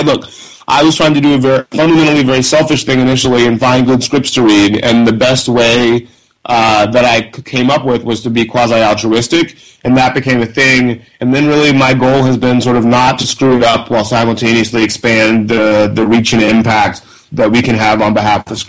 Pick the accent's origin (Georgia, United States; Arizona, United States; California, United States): Georgia, United States; Columbus; moved away as an adult; I grew up in West Central Georgia, Columbus, Georgia, about 2 hours south of Atlanta on the Alabama border